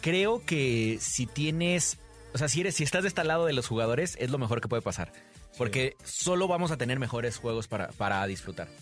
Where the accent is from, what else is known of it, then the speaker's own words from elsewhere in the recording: Mexico; como mexicano